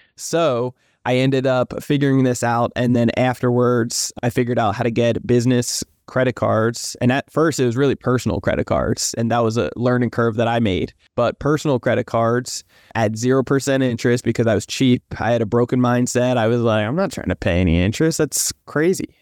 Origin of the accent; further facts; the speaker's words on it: New Jersey, United States; moved away as an adult; now in San Diego, United States; I'm originally from New Jersey, but I live out in San Diego, sunny San Diego, California